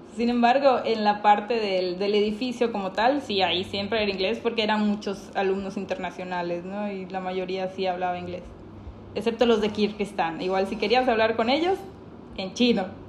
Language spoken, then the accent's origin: Spanish; Mexico; somos dos mexicanas